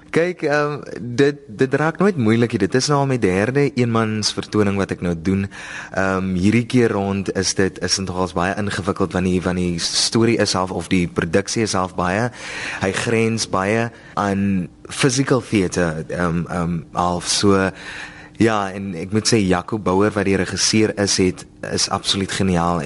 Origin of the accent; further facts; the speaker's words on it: Oudtshoorn, Western Cape, South Africa; ek is van die Karoo myself ek is daar van die van die sowerige strate van Oudtshoorn